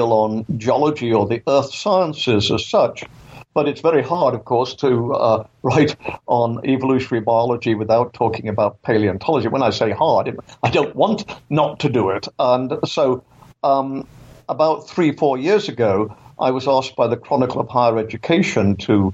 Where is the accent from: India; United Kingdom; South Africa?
United Kingdom; England; moved away as an adult; also born or lived in Canada; now in Florida, United States; as you can tell from my accent, I was born in England, and I grew up there.